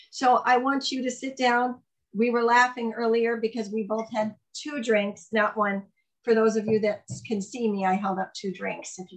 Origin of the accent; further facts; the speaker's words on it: Ohio, United States; now in Minnesota, United States; that's where I live now. Yeah, originally from Ohio.